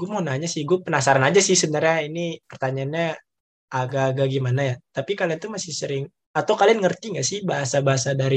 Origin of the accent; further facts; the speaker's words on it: West Sumatra, Indonesia; kalau bisa dibilang pelit tuh kita udah biasanya sebagai orang Minang gitu